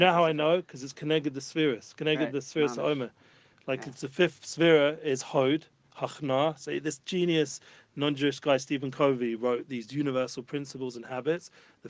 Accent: England, United Kingdom; Yes, I'm English.

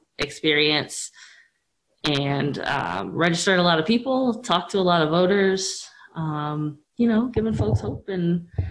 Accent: Columbus, Ohio, United States; I am a native of Columbus. I grew up in the Northland area, so on the north side. I went to Northland High School

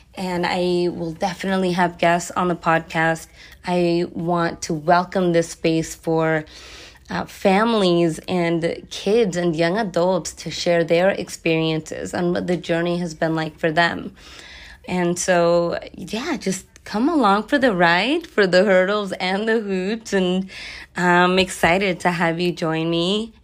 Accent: Los Angeles, California, United States; also born or lived in San Francisco / high desert, Southern California; I am born and raised in Los Angeles

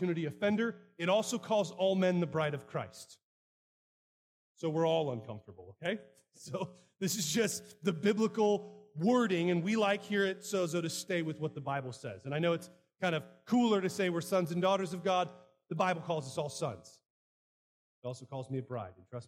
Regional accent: United States; I'm an American

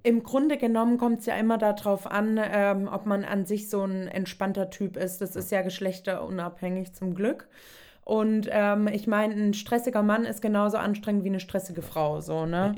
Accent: Southern Germany, Germany; Ich komme eben aus dem Süden, da ist so, Kind kann laufen, okay, wird auch Ski gestellt, kann dann auch Skifahren

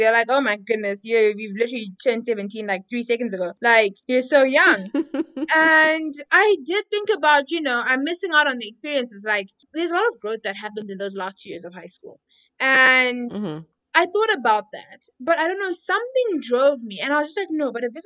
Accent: Harare, Zimbabwe; I am Zimbabwean, as you said. Born and raised in Harare.

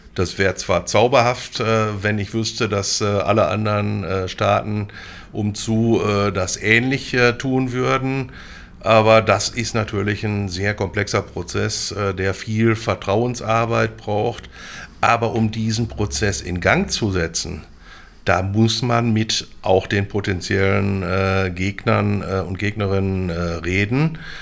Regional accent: Münster, North Rhine-Westphalia, Germany; moved away as an adult; now in Bochum, Germany; bin 1963 geboren, im Münsterland äh, oder im Münster groß geworden. Bin dann 1984 zum Studium äh, nach Bochum an die Ruhr-Uni gekommen

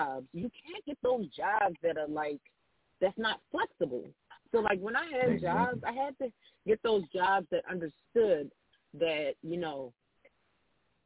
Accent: Baltimore, Maryland, United States; I'm from Baltimore

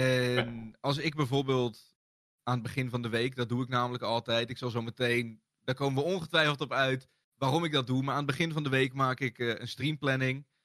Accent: Bennekom, Gelderland, Netherlands; also born or lived in Ede; ik kan me niks meer herinneren van de geboorteplaats Ede. Ik ben ook vrij snel verhuisd naar Bennekom

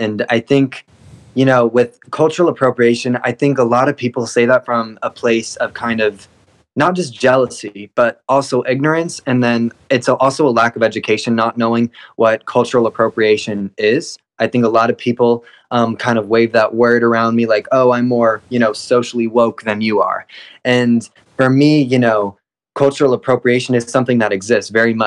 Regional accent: Apex, North Carolina, United States; I was born and raised here in North Carolina, Apex, North Carolina.

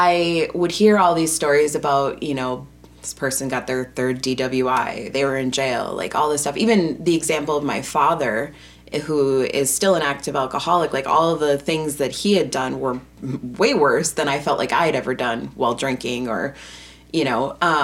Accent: Wisconsin, United States; I'm from Wisconsin

